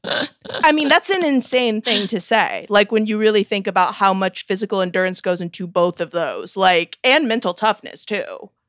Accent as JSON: {"language": "English", "region": "Missouri", "country": "United States", "said": "I'm from Missouri"}